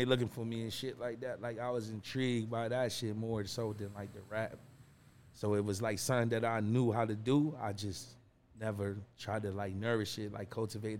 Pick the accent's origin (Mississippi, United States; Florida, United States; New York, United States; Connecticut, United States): Connecticut, United States; Hartford; signed to BSF, which is Benny the Butcher's label. I'm from the North End of Hartford, Connecticut, and I'm the biggest shit my hood ever saw.